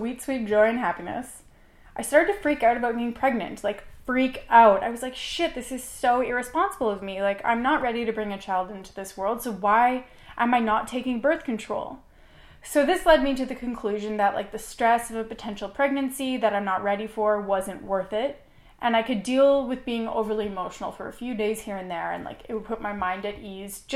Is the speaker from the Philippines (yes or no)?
no; Canada; I am Canadian, and I am currently in the United States